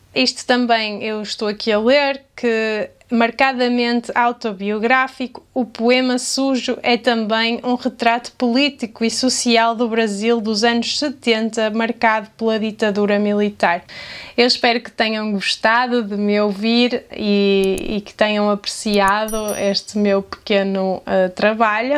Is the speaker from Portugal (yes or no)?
yes; Portugal; accent: European Portuguese; com o meu sotaque em português de Portugal